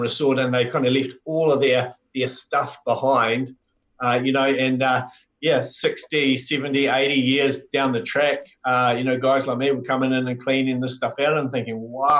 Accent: Hamilton, Waikato, New Zealand; also born or lived in Nelson / Blenheim; And so then we shifted to Nelson, and then we shifted to Blenheim. But I call Hamilton was my hometown because I spent, you know, most of our life, well, my life there, about 25-something years.

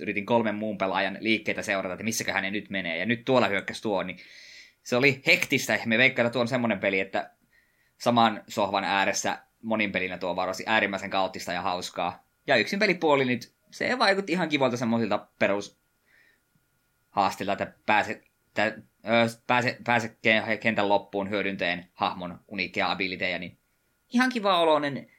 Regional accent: near Savonlinna, South Savo, Finland; miehän olen alun perin parikymmentä kilometriä Savonlinnasta poispäin

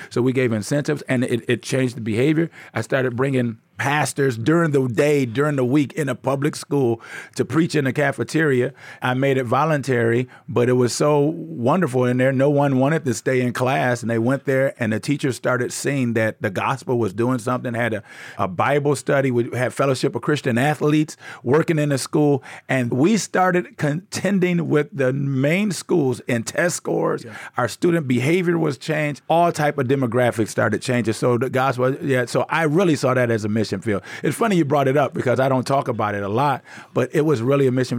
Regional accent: Inkster, Michigan, United States; moved away as an adult; also born or lived in Tanzania; now in South Africa; I'm from Inkster, Michigan, right outside of Detroit

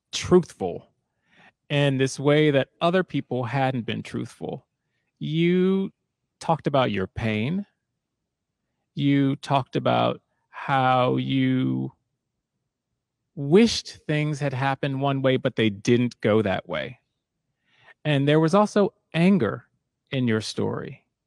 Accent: Silver Spring, Maryland, United States; moved away as an adult; also born or lived in Maine; now in Seattle, United States; I grew up in Maryland, and I wound up going to college in Maine

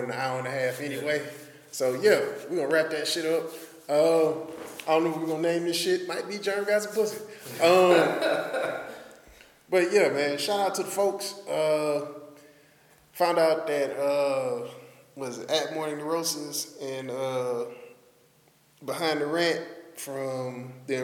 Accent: Houston, Texas, United States; I'm from Houston

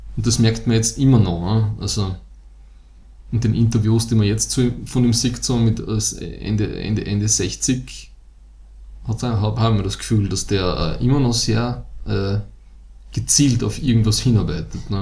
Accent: Styria, Austria; wir kommen aus der Steiermark

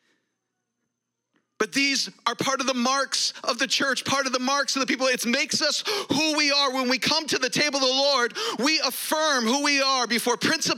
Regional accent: United States; I'm an American

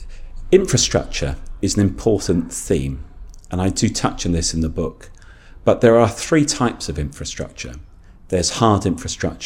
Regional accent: London, United Kingdom; I grew up in London

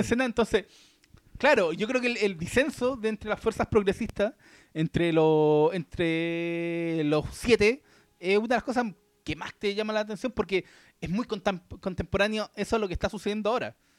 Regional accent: Chile; nosotros como chilenos

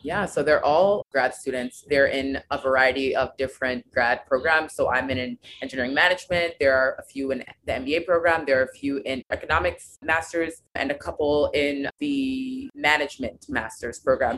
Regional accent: United States; I am American, I've been born here, that's all that I know

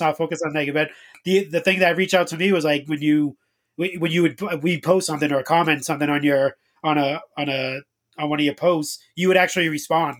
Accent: Boston, Massachusetts, United States; I'm from Boston

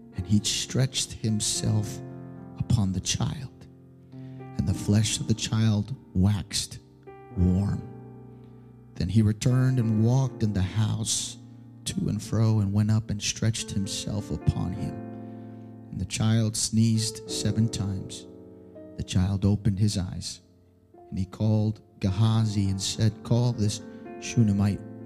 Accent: New York, United States; first language Spanish; English is a second language; I hail from the beautiful city of New York. Amen. And so um, I was born in Brooklyn

